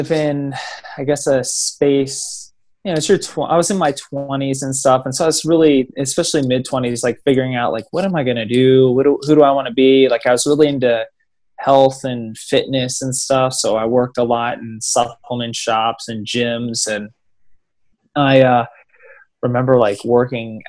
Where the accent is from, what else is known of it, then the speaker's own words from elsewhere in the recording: Maryland, United States; also born or lived in West Virginia / Ashburn, Virginia; now in Los Angeles, United States; grew up on the East Coast in Maryland, and I lived in Maryland for a few years, and then spent like part of my life in West Virginia, like a decent part of my life